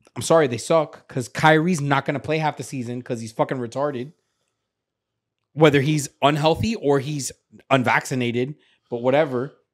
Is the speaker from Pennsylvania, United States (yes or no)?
no; Miami, Florida, United States; I'm from, from Miami, I'm from Kendall